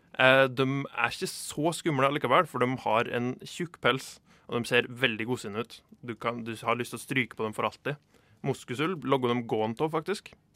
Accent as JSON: {"language": "Norwegian", "town": "Dovre", "region": "Innlandet", "country": "Norway", "said": "Jeg er jo fra Dovre"}